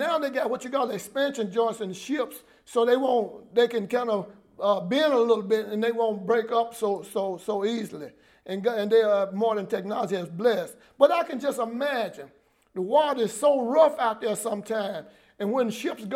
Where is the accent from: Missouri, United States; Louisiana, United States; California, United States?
Louisiana, United States; New Orleans; I'm from the Claiborne Homes, and where we are ministering now, I'm a rock throw from where I was raised up